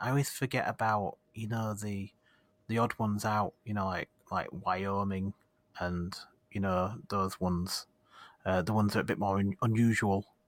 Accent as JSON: {"language": "English", "town": "Leeds", "region": "Yorkshire and the Humber", "country": "United Kingdom", "said": "do I say Yorkshire or do I say Leeds?"}